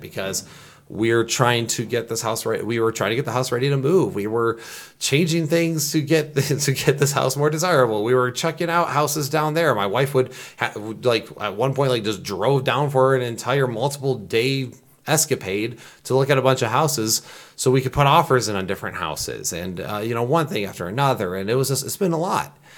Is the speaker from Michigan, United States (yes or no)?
yes; Michigan, United States; I'm from Michigan.